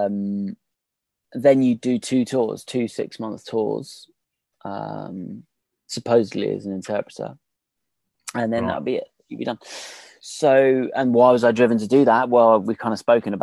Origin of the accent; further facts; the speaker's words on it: United Kingdom; I'm British